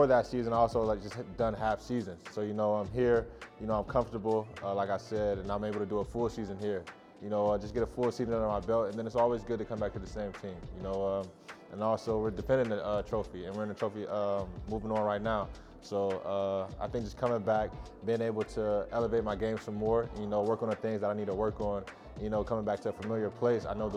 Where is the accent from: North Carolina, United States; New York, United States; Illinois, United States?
Illinois, United States; Springfield; moved away; where I grew up, I'm from Springfield, Illinois, the Midwest.